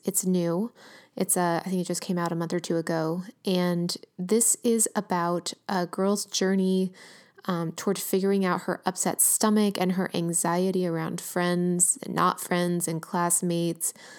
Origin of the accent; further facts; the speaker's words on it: Los Angeles, California, United States; my hometown, working class